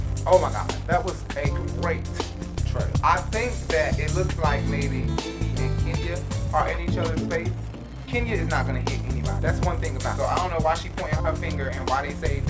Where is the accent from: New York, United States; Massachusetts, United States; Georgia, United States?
Georgia, United States; Atlanta; Make sure you tune in to The Urban Binge on Revell TV. I'm from Atlanta.